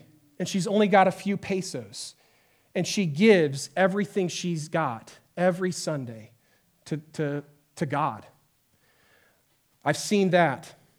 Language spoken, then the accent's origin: English; Santiago, Santiago Metropolitan Region, Chile; I grew up in Chile, South America, in the city of Santiago. It's a mega metropolis of 7 million people. And my parents moved there when I was in the fifth grade to be missionaries.